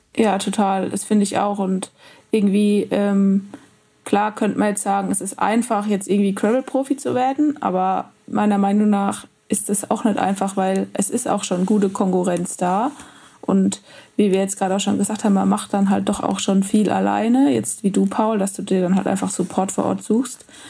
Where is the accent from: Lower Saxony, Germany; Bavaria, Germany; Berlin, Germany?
Bavaria, Germany; Rhön; ich komme aus der Rhön. Das ist quasi der nördlichste Part von Bayern